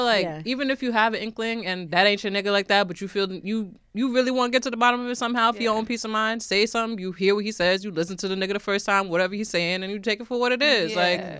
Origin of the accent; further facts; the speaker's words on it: Uniondale, New York, United States; moved away as an adult; now in Brooklyn, United States; And growing up in New York, you know, it's just mad eclectic, so you influenced by everything.